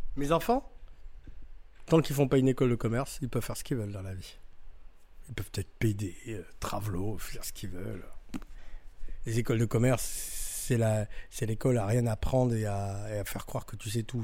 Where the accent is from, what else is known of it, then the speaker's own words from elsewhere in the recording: France; on est français, nous, on est français